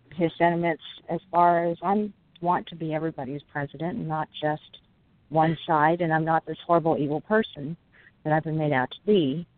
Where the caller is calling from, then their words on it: California, United States; I'm calling from California